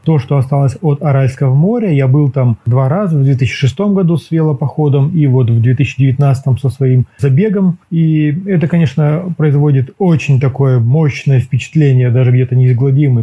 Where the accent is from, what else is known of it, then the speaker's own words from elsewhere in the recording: Almaty, Kazakhstan; Я коренной алматинец, да. Э, родился и вырос в Алматы